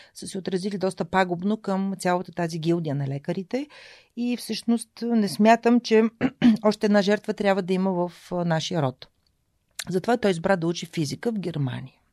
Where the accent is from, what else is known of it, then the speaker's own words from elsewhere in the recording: Shumen, Shumen Province, Bulgaria; moved away as an adult; also born or lived in Varna / Veliki Preslav / Sofia; Аз съм отраснала в Велики Преслав, едно малко граче а, където свободата, която бабите дават във възпитанието на децата, е неизмеримо с това, което родителите налагат като контрол. А, така че аз съм имала удоволствието да бъда гледана от баба си до 6 годишната ми възраст